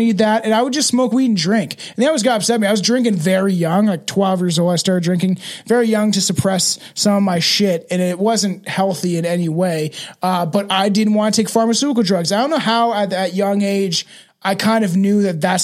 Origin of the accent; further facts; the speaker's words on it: Canada; my right as a Canadian citizen